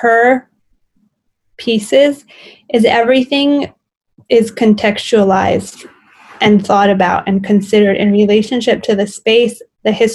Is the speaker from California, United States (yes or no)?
no; New York City, New York, United States; also born or lived in Montana; when I came home from Montana right before grad school, she had two amputations within 3 months of my return to Brooklyn